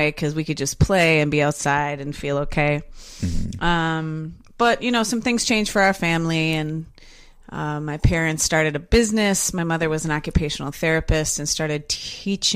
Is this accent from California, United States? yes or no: no; Milwaukee, Wisconsin, United States; also born or lived in Brown Deer, Wisconsin / Fort Lauderdale, Florida; I'm born and raised in Milwaukee